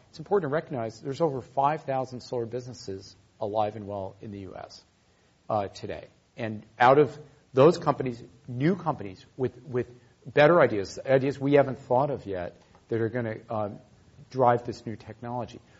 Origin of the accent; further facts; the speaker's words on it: Chicago, Illinois, United States; I'm from Chicago, where we can go three weeks without the sun shining.